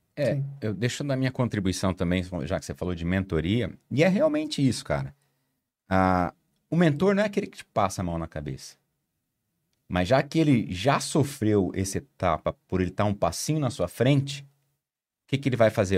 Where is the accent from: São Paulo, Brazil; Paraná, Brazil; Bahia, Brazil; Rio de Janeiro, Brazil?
Paraná, Brazil; Maringá; eu sou do, de Maringá, no interior do Paraná